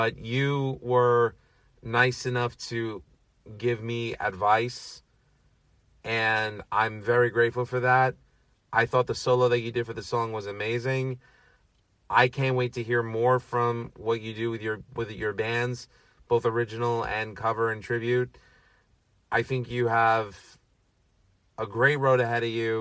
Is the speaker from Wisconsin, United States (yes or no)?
no; New York City, New York, United States; a fellow Astoria boy. Born and raised in Astoria, Queens